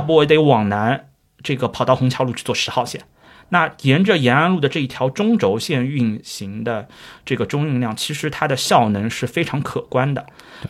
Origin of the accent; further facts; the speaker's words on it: Shanghai, China; 我们上海话